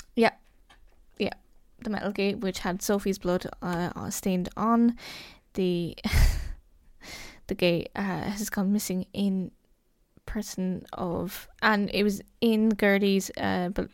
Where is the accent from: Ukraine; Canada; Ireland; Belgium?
Ireland; Cork, Munster; I'm from Cork